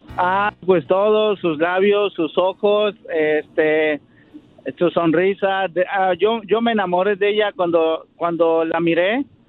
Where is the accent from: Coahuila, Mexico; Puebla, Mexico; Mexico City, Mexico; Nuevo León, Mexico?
Mexico City, Mexico; now in Santa Clara, United States; yo soy de la Ciudad de México y este radico aquí en Santa Clara, California